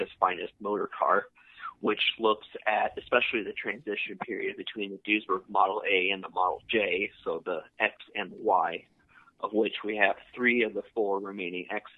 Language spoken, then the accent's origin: English; Auburn, Indiana, United States; also born or lived in Newcastle, England; I was born here in Auburn, Indiana, so I was always around the car scene